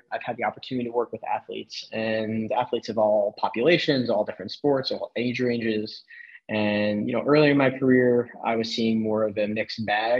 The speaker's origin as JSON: {"language": "English", "region": "New York", "country": "United States", "tie": "born or raised there", "also_born_or_lived": "Los Angeles / Washington, D.C.", "moved": "as an adult", "lives_now": "New Jersey, United States", "said": "originally born and raised in New York"}